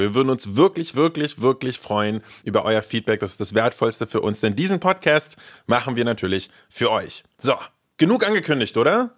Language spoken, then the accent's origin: German; Germany; also born or lived in Russia; ich bin in Russland geboren, als sehr junger Bursche nach Deutschland gekommen